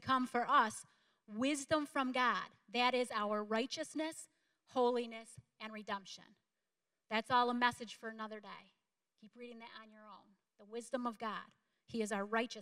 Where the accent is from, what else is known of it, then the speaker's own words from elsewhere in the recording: DeKalb Junction, New York, United States; I grew up in DeKalb Junction, New York.